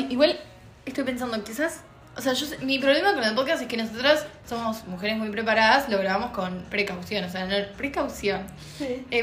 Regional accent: Buenos Aires, Argentina

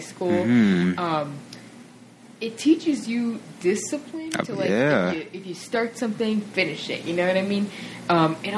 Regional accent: Jersey City, New Jersey, United States; Childhood in Jersey City, it was, you know, went to a private school

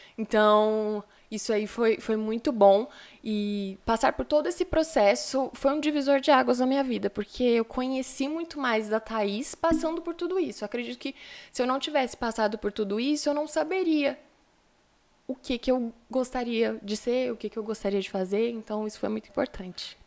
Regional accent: São Paulo, Brazil; also born or lived in Rio Doce; now in Viçosa, Brazil; fui nascida, nascida e criada em São Paulo

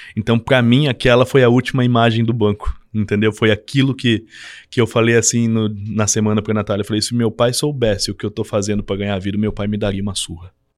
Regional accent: Avaré, São Paulo, Brazil; moved away as an adult; also born or lived in Cruzeiro, São Paulo; Eu sou de Avaré, São Paulo, no né, interior de São Paulo, próximo ao Paraná

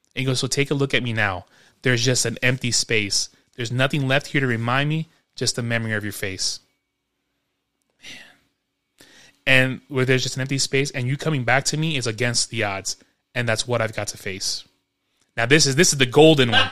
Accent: New York, United States; growing up in New York

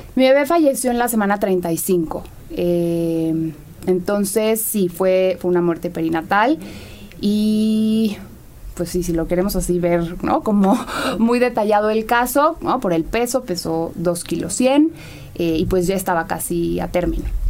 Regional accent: Mexico; En nuestra sociedad vemos como el mexicano

